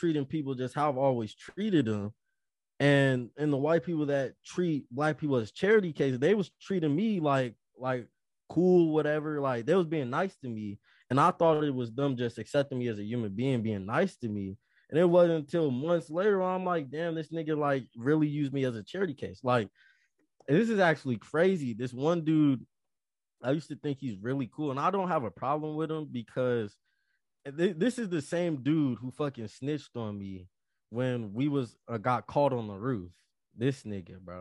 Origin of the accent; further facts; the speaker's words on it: Las Vegas, Nevada, United States; moved away as an adult; I'm from Vegas.